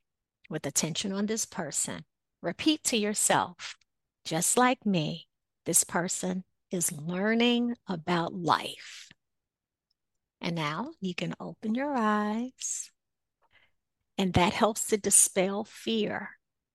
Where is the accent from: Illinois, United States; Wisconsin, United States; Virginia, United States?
Illinois, United States; Chicago; growing up in Chicago, on the south side of Chicago, a lot of times, although, you know, my home, was in a community where I wasn't necessarily afraid to go outside.